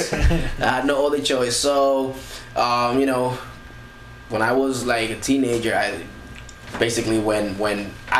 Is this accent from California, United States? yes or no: no; New Jersey, United States; I'm from New Jersey